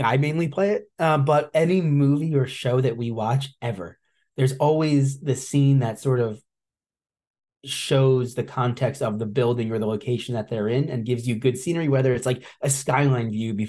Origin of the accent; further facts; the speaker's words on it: New Jersey, United States; It ended up being New Jersey, my home state